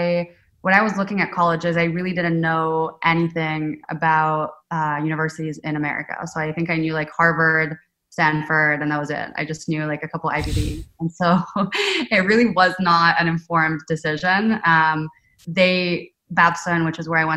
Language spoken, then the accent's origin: English; Rome, Lazio, Italy; moved away as an adult; also born or lived in San Diego, United States / Boston, United States / New York, United States; now in United States; I grew up in Rome, so the capital. Really grew up there up until I was 18